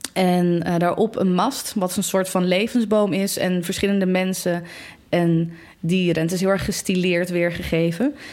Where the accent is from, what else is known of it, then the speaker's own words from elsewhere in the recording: Delft, South Holland, Netherlands; ik kom uit Delft